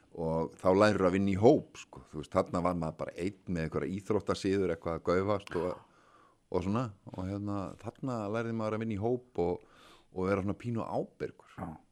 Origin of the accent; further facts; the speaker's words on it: Reykjavík, Capital Region, Iceland; ég er úr Reykjavík